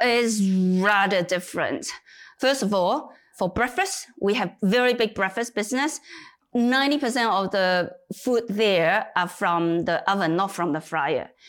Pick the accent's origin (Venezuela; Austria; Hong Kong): Hong Kong; moved away as an adult; also born or lived in United Kingdom; now in China; I was born in China, but moved to Hong Kong when I was nine.